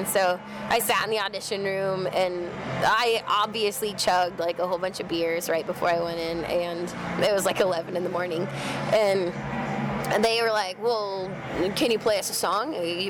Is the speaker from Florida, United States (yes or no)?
yes; Florida, United States; moved away as an adult; now in Los Angeles, United States; We grew up in Florida. We started the band in Florida.